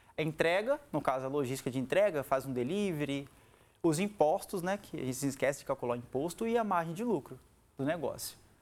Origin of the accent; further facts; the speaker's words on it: Vila Velha, Espírito Santo, Brazil; Sou capixaba aqui da nossa terra, né? Aqui de Canela Verde, aqui de Vila Velha